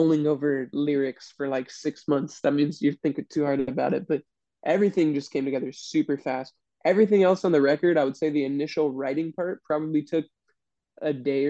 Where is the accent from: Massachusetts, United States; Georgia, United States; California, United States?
California, United States; I was born and raised in California